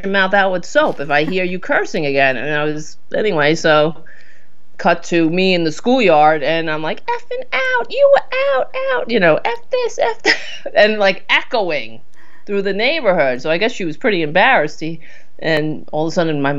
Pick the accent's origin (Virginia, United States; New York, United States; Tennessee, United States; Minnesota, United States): New York, United States; New York City; also born or lived in Queens, New York; I grew up on Staten Island